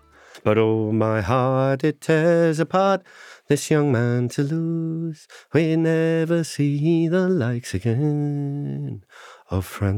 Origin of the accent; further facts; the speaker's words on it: London, United Kingdom; I was born in St. Thomas's Hospital in South London opposite Parliament. I was not born in Edinburgh.